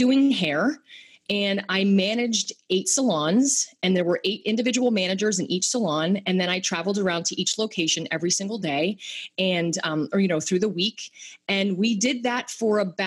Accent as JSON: {"language": "English", "town": "Bethlehem", "region": "Pennsylvania", "country": "United States", "tie": "born or raised there", "also_born_or_lived": "West Palm Beach, Florida", "moved": "as an adult", "said": "I'm from Bethlehem, Pennsylvania"}